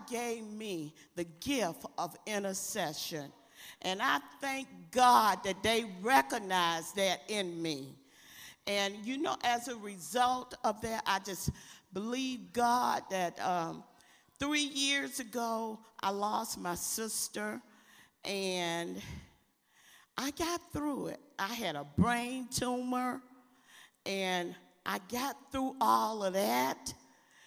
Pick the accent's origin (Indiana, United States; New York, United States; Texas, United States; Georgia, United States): Georgia, United States; LaGrange; moved away as an adult; we came from LaGrange, Georgia, a small place